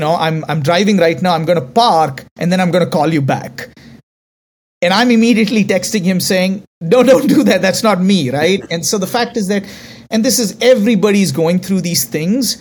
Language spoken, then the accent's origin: English; India; accent: Indian; because I'm Indian